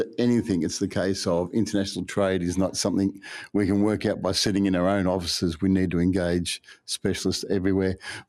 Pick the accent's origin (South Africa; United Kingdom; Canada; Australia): Australia; as an Australian